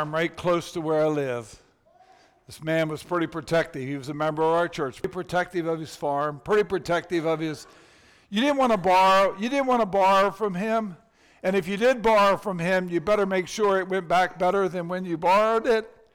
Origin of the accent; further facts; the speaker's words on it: United States; in our country, we have adopted the American dream